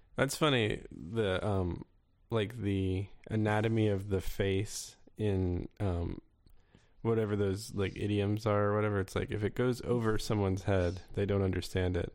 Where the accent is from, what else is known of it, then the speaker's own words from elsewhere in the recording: Florida, United States; I grew up in Florida